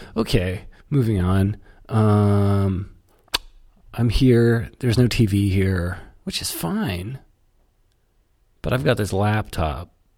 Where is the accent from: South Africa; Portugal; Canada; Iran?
Canada; I'm from Canada.